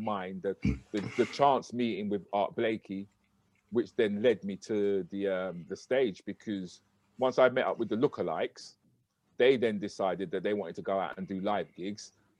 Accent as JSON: {"language": "English", "country": "United Kingdom", "said": "So it was important for me, once I started to have children, was to say, no, we can be proud of being Black British."}